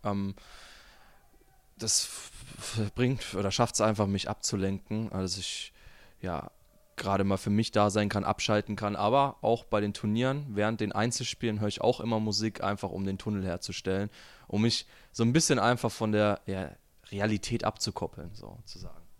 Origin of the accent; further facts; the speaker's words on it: Germany; ich als Deutscher